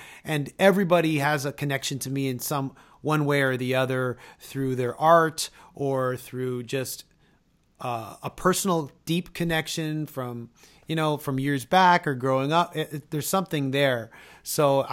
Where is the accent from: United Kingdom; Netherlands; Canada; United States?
Canada; we're both Canadian